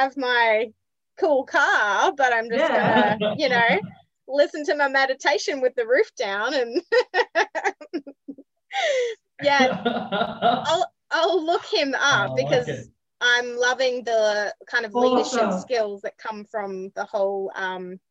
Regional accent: Scotland, United Kingdom; I'm Scottish

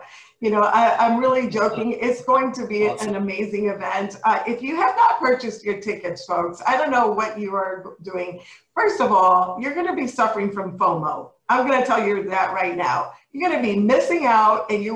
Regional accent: New York City, New York, United States; I was not born, but raised in the Bronx

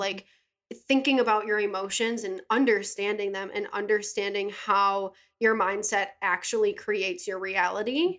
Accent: Buffalo, New York, United States; moved away as an adult; also born or lived in California; I'm from Buffalo. I went to Williamsville South

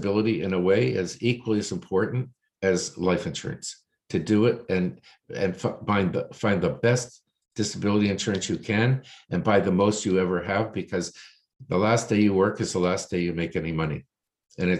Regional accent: Toronto, Ontario, Canada; I was born here in Toronto, lived Toronto all my life.

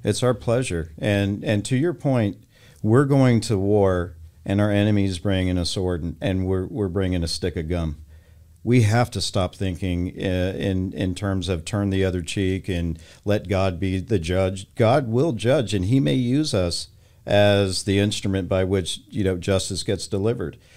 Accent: Texas, United States; moved away; also born or lived in California; I grew up in Texas

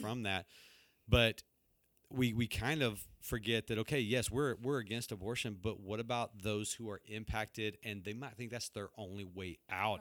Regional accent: Texas, United States; moved away; I grew up down in Texas

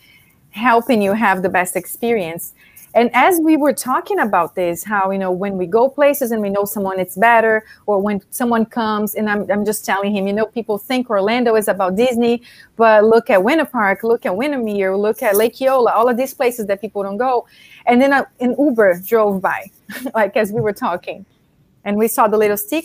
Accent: Brazil; moved away; I'm Brazilian. So, born and raised in Brazil

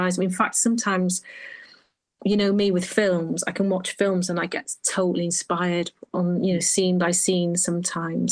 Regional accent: Holyhead, Wales, United Kingdom; born or raised there; moved away as an adult

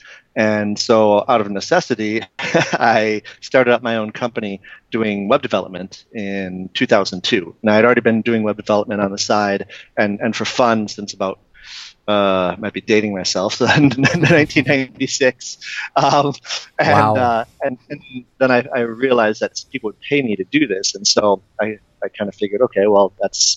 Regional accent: Detroit, Michigan, United States; I was born and raised in Detroit, and I grew up just in a suburb, maybe 20 minutes outside the city

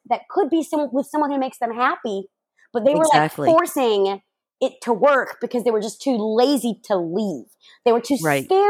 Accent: the South, United States; I grew up in the South.

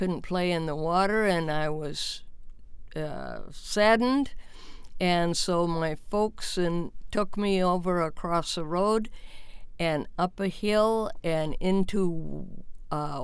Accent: Wahpeton, North Dakota, United States; As an infant, I was from Wahpeton, North Dakota

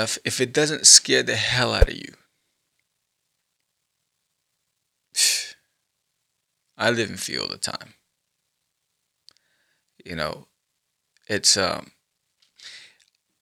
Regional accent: New York, United States; I grew up in New York

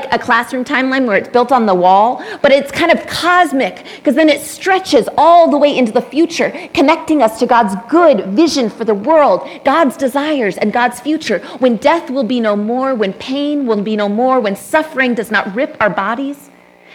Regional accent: Texas, United States; I grew up in Texas

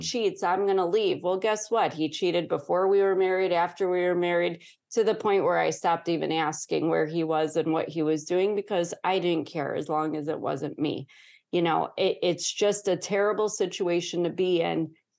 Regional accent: Chicago, Illinois, United States; born or raised there

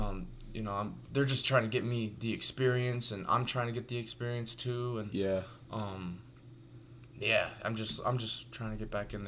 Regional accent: Las Vegas, Nevada, United States; people that I grew up with here in Vegas

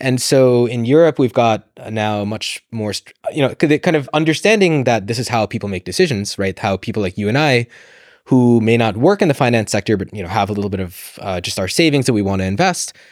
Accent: United States; moved away as an adult; now in London, United Kingdom; I grew up in the States. You can probably tell from my accent.

